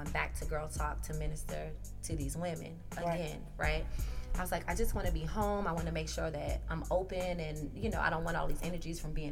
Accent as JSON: {"language": "English", "region": "South Carolina", "country": "United States", "said": "You know, I'm from South Carolina."}